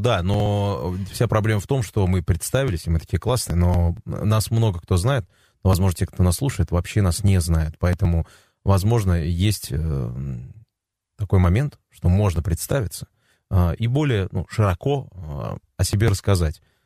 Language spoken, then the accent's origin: Russian; Tatarstan, Russia; я татарин